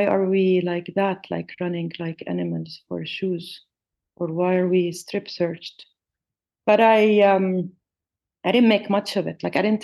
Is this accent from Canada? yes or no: no; Jordan; also born or lived in Palestine; we left to live in Jordan